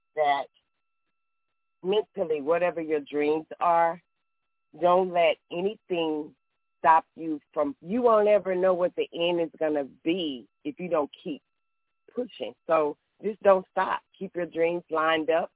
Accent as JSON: {"language": "English", "region": "Texas", "country": "United States", "said": "I'm from Texas"}